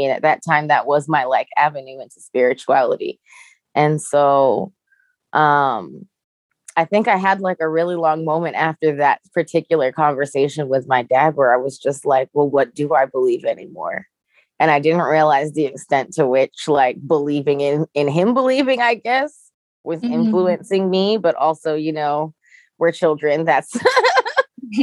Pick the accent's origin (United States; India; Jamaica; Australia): Jamaica; I'm Jamaican